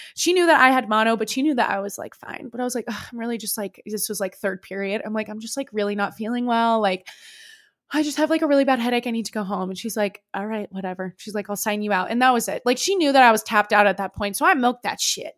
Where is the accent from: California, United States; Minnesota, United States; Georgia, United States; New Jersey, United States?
California, United States; Bay Area; moved away; a small school in, um, the Bay Area called Saint Mary's College. And I, it was only, like, fifteen minutes away from my home. And, like, my hometown, like, it was basically where I grew up was that college